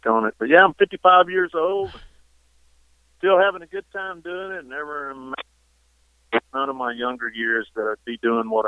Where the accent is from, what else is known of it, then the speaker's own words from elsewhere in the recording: Eastland, Texas, United States; here in Eastland, where my hometown is.